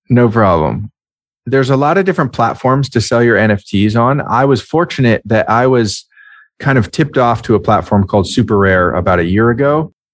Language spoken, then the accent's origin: English; Marin County, California, United States; my hometown in Marin County, California